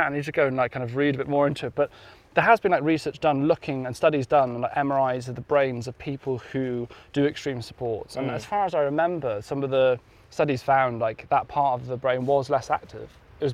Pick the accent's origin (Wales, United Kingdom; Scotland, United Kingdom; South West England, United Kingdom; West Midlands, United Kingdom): Wales, United Kingdom; Pembrokeshire; I'm from Pembrokeshire.